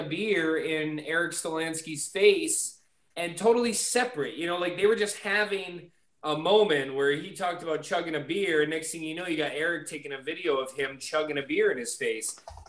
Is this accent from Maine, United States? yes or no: yes; Bangor, Maine, United States; there's something different about Bangor. And one of the things that I love is obviously being born and raised here